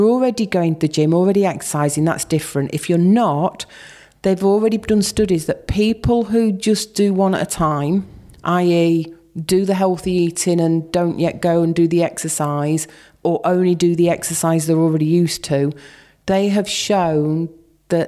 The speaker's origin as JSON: {"language": "English", "region": "Yorkshire and the Humber", "country": "United Kingdom", "said": "I'm from Yorkshire."}